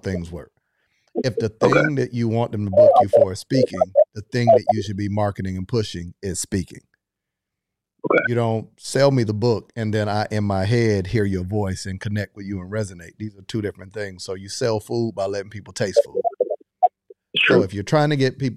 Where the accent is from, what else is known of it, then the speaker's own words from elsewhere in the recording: Florida, United States; I'm from Florida